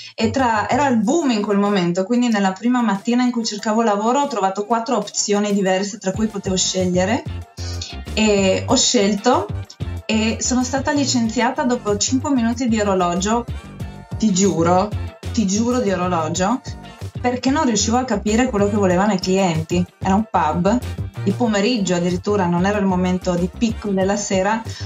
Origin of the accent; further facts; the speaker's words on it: Gorizia, Friuli-Venezia Giulia, Italy; moved away as an adult; also born or lived in Tuscia, Viterbo; sono nata a Gorizia sul confine sloveno